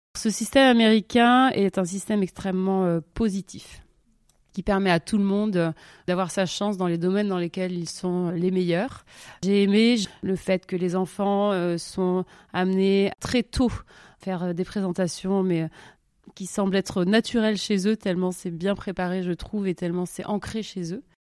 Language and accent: French; Toulouse, Occitania, France; moved away as an adult; also born or lived in Montpellier / Paris; now in Zurich, Switzerland; je viens donc du sud-ouest de la France